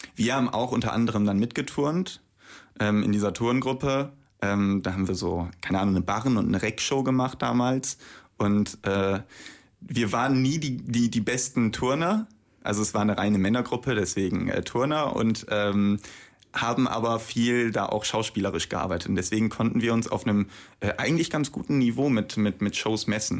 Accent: Bremen, Germany; ich bin ja auch gebürtig aus Bremen

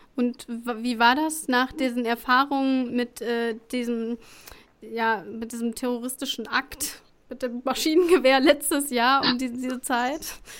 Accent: Sauerland, North Rhine-Westphalia, Germany; in meinem Heimatort

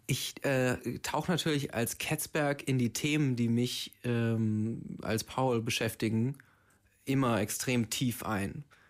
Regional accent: Braunschweig, Lower Saxony, Germany; moved away; in meiner Heimat in Braunschweig

